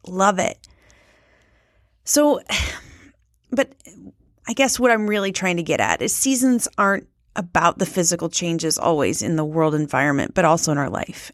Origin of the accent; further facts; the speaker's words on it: Midwest, United States; I was raised in the Midwest